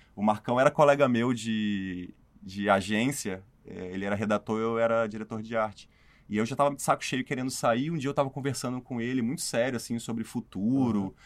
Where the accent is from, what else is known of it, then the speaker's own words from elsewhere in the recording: Espírito Santo, Brazil; moved away as an adult; also born or lived in São Paulo; Eu sou do Espírito Santo